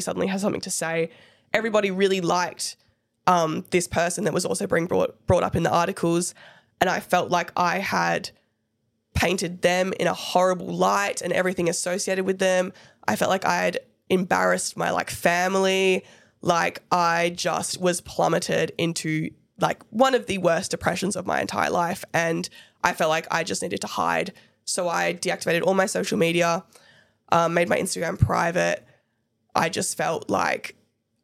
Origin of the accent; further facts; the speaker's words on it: Perth, Western Australia, Australia; we're from Perth